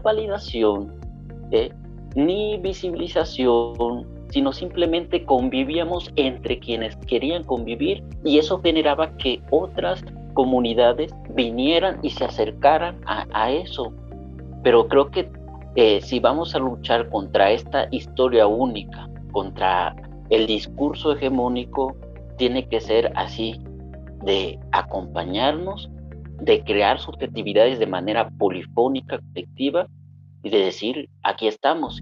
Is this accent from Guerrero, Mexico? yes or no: yes; Acapulco, Guerrero, Mexico; nosotros crecimos en Acapulco